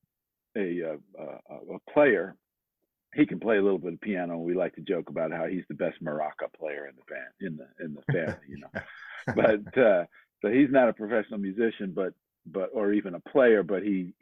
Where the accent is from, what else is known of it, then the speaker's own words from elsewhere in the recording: D.C., Maryland suburbs of Washington, United States; I did a lot of growing up outside of Washington, D.C. in the Maryland suburbs